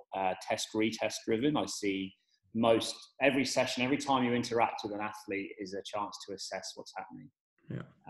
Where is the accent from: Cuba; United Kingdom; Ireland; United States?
United Kingdom; England; moved away as an adult; also born or lived in Oxford; now in Perth, Australia; I'm the Englishman down under working in S&C